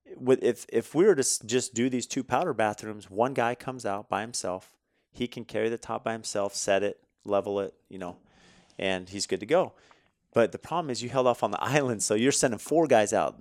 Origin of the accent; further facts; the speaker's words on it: California, United States; growing up in California